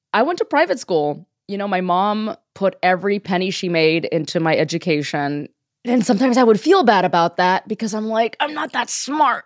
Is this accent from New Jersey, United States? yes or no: no; Miami, Florida, United States; moved away as an adult; now in Los Angeles, United States; I am a Cuban American comedian from Miami